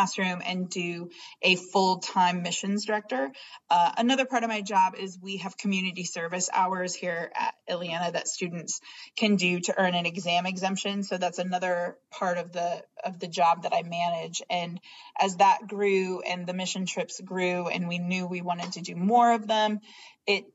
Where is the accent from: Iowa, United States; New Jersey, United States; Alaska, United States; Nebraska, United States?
Iowa, United States; moved away as an adult; now in Northwest Indiana, United States; I didn't grow up in Northwest Indiana. I grew up in Iowa, but very similar communities.